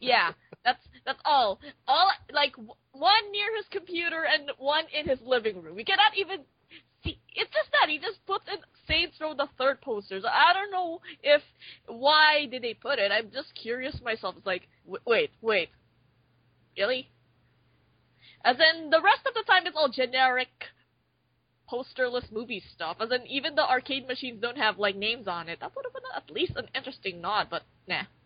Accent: Philippines; I'm from the Philippines

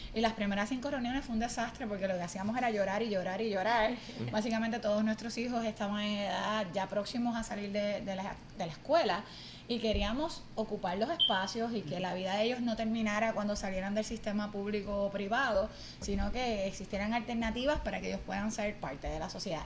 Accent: Barceloneta, Puerto Rico; now in Mayagüez, Puerto Rico; soy natural de Barceloneta, aunque el corazón me llevó a Mayagüez

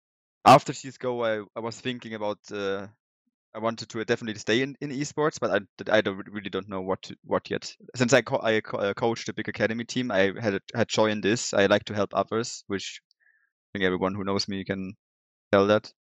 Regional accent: Germany; accent: German; English is a second language; Yeah, and you can hear my German accent, I think, pretty...

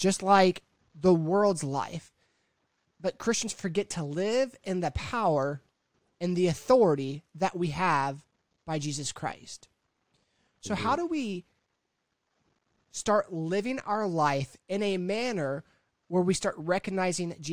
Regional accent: Broken Arrow, Oklahoma, United States; the head pastor of the Broken Arrow Assembly Church from my hometown

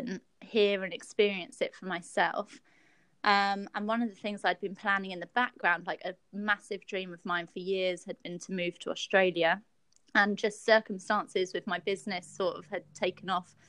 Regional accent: United Kingdom; moved away; I'm originally from the UK

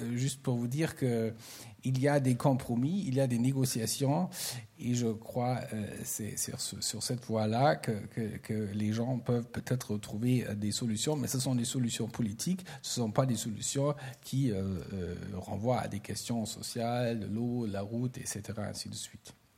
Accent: Germany; en tant qu'Allemand

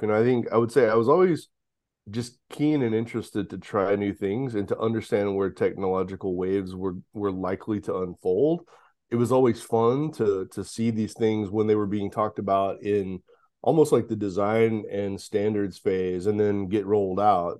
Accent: Houston, Texas, United States; I grew up in the Houston area

